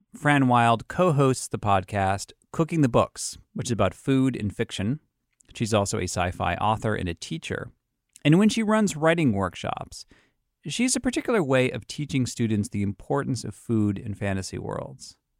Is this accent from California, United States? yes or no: no; Boston, Massachusetts, United States; accent: Boston; my Boston accent's coming out